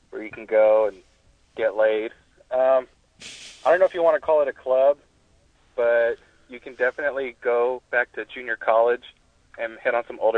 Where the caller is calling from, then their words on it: San Diego, California, United States; I'm calling from San Diego.